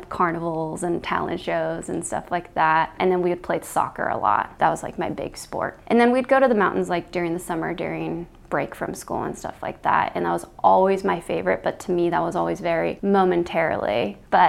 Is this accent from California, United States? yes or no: yes; Los Angeles, California, United States; I grew up in the city. I grew up in Los Angeles, which is one of the biggest cities in the entire world.